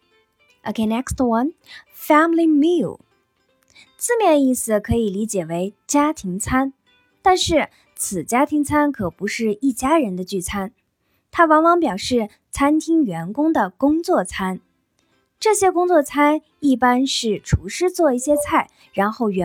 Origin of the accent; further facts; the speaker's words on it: China; 我们中国人认为结婚就是成家，开始有自己新的家庭。